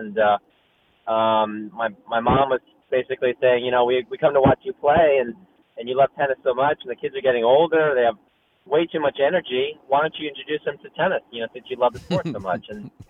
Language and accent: English; Hoboken, New Jersey, United States; born there; that's part of the reason why I was born in Hoboken, New Jersey.